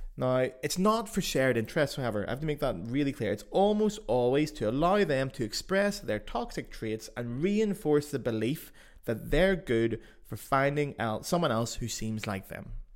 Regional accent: Belfast, Northern Ireland, United Kingdom; accent: Belfast; now in Germany; my accent, you know, being Belfast

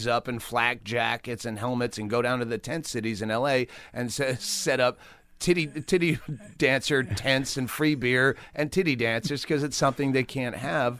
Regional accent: Worcester, Massachusetts, United States; moved away; Worcester, Mass

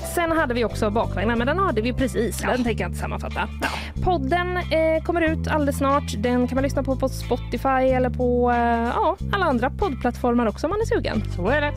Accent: Gothenburg, Västra Götaland, Sweden; jag är född i Göteborg

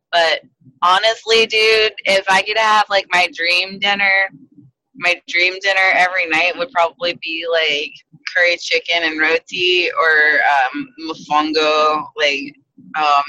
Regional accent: Jacksonville, Florida, United States; I'm born and raised in Jacksonville

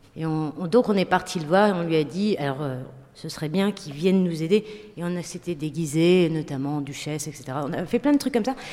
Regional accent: Roubaix, Hauts-de-France, France; also born or lived in Tourcoing; moi, avec mes copains, on vient de Roubaix, Tourcoing, donc de classe populaire

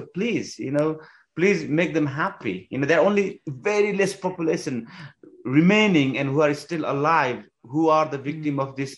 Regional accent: Nepal; moved away; also born or lived in England; I come from Nepalese climbing community

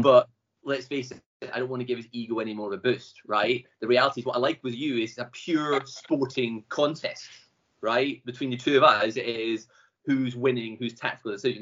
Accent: Glasgow, Scotland, United Kingdom; I'm from Glasgow. Live in Glasgow. Having travelled around a bit, just came home.

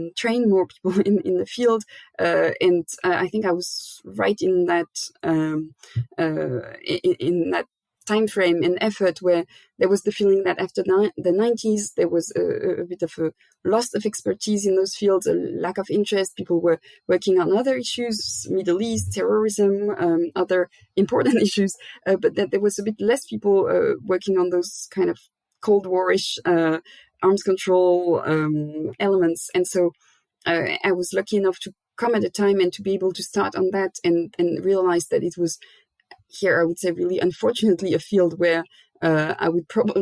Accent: Rouen, Normandy, France; I was born in Normandy, in France, in the city of Rouen, which is quite close to Paris.

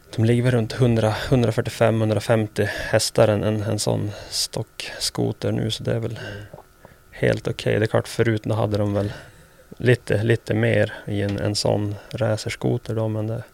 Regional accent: Sweden; moved away as an adult; now in United States; Här hemma i Sverige

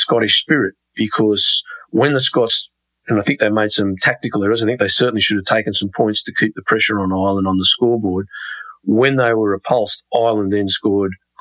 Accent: Australia; being an Australian, I love a good sledge. We're brought up on cricket, sledging at cricket.

